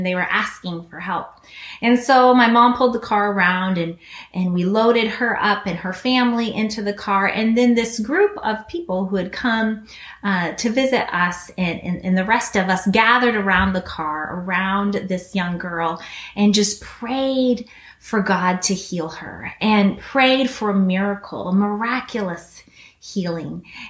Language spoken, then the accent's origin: English; Guinea; Some of you guys know that I grew up in Guinea, West Africa.